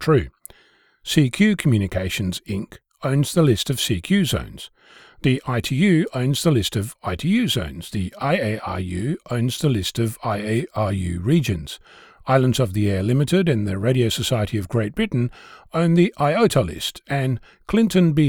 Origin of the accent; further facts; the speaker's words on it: Australia; As an Australian